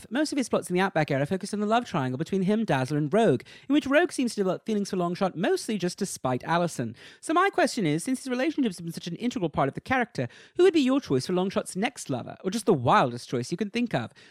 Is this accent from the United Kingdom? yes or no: yes; East of England, United Kingdom; I'm from Essex in the UK, but no need for an accent because I don't have one